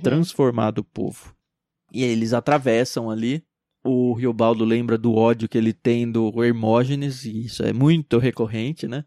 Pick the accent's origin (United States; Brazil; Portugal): Brazil